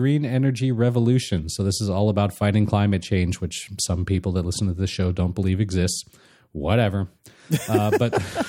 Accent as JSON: {"language": "English", "region": "California", "country": "United States", "tie": "born or raised there", "said": "Well, I grew up in Southern California."}